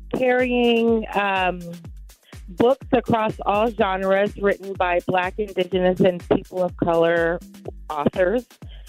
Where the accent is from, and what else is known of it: Pasadena, California, United States